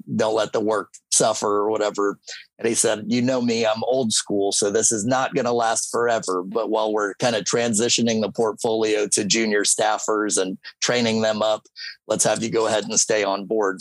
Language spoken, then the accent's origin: English; St. Petersburg, Florida, United States; So I grew up here in St. Petersburg.